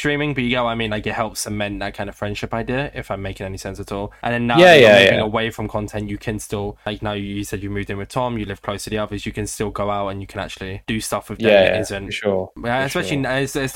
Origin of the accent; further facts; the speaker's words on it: United Kingdom; I'm also British